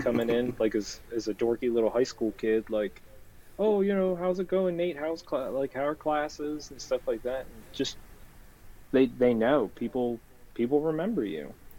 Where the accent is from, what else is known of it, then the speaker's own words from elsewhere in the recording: Philadelphia, Pennsylvania, United States; I'm a scumbag from Philadelphia.